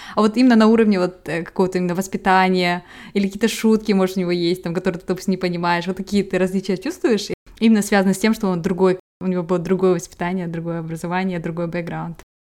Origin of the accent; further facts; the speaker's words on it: Kazakhstan; я казашка